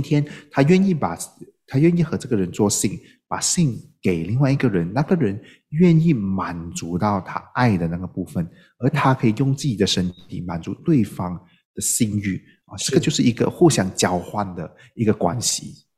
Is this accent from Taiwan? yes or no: no; Malaysia; 我们马来西亚华人